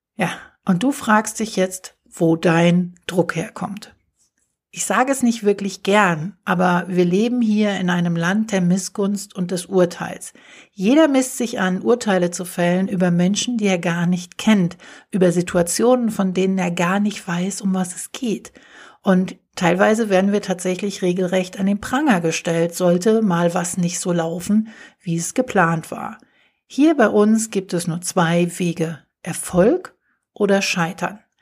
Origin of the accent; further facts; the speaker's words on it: Germany; hier bei uns in Deutschland